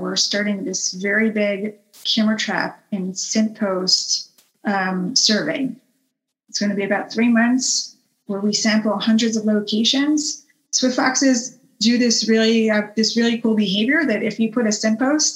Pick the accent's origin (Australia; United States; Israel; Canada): Israel; moved away; I'm Israeli, and I was born in Israel and lived there my entire life